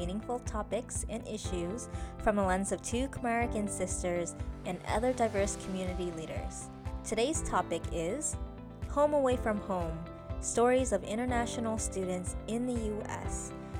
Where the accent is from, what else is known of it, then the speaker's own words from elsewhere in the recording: United States; So we were born in America.